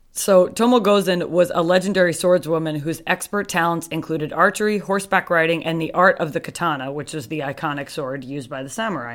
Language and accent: English; United States; We're just two American girls.